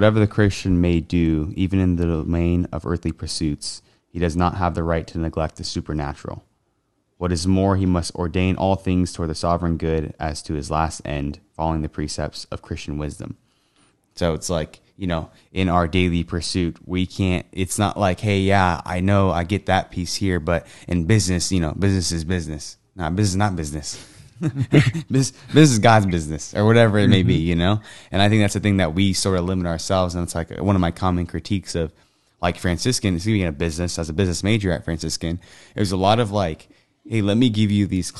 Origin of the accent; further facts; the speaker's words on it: United States; as Americans